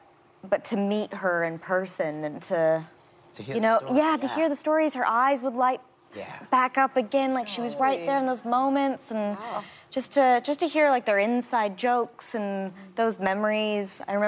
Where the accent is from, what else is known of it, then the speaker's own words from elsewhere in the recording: Southern Missouri, United States; also born or lived in Tennessee; I was born in Tennessee and raised in Southern Missouri.